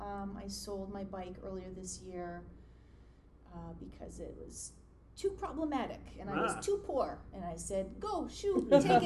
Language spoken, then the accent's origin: English; Saskatchewan, Canada; now in Toronto, Canada; I did not grow up there. I grew up in Saskatchewan, which is kind of complicated.